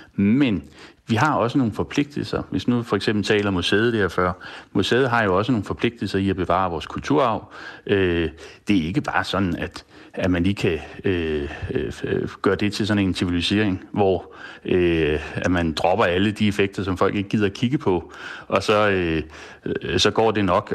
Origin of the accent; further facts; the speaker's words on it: Denmark; som dansker